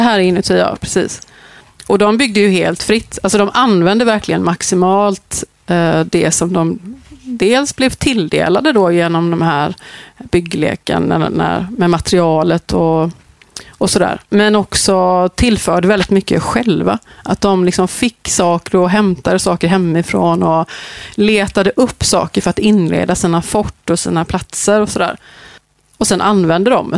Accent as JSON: {"language": "Swedish", "town": "Gothenburg", "region": "Västra Götaland", "country": "Sweden", "tie": "born or raised there", "said": "jag är uppväxt i Hammarkull under den här perioden"}